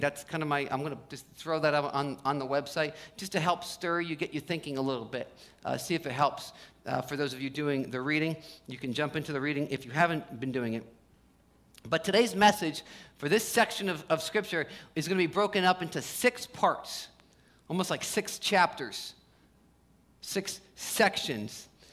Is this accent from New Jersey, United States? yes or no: yes; New Jersey, United States; also born or lived in Los Angeles; I grew up in Jersey, spent some time in LA. When I first moved back to New Jersey